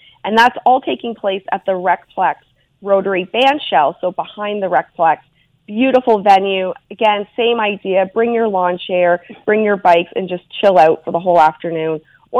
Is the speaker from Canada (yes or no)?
yes; Fergus, Ontario, Canada; my hometown of Fergus